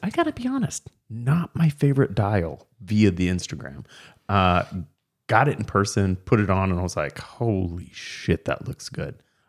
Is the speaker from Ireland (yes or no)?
no; Canada; I'm sorry. That's me being Canadian.